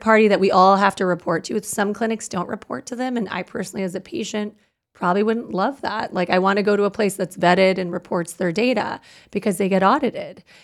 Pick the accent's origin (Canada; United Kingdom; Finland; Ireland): Canada; now in United States; I'm Canadian